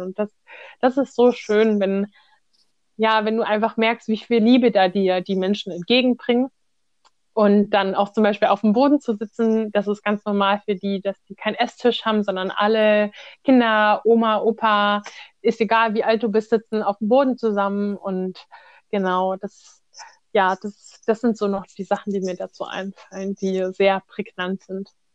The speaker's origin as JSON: {"language": "German", "country": "Germany", "said": "wir als Deutsche sprechen jetzt Hochdeutsch"}